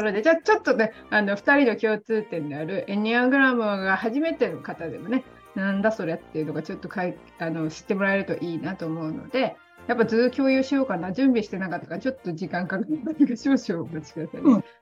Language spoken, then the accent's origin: Japanese; Chiba, Japan; moved away as an adult; also born or lived in Nara / Osaka / Okayama / Nagoya; now in Indonesia; 奈良で生ま、生まれて、親も転勤族で、千葉で育って